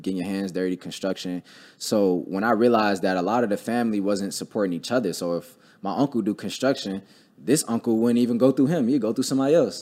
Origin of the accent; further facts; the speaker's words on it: Cleveland, Ohio, United States; I grew up in Cleveland